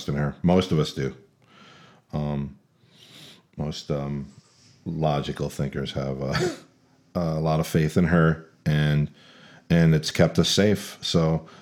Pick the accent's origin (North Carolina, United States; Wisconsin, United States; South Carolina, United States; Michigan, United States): Michigan, United States; Lansing; moved away as an adult; I live in Lansing, Michigan. It's my hometown